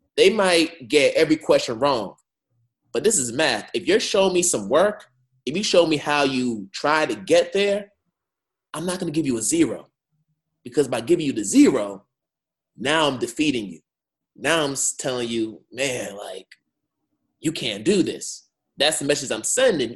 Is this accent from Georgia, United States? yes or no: no; Boston, Massachusetts, United States; I'm from Boston, like I'm in the Boston area